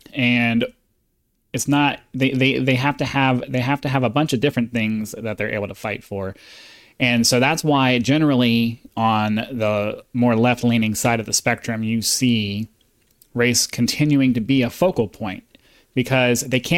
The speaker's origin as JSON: {"language": "English", "region": "South Carolina", "country": "United States", "tie": "born or raised there", "said": "You see, I grew up in South Carolina. I mean, it doesn't get much more southern than that."}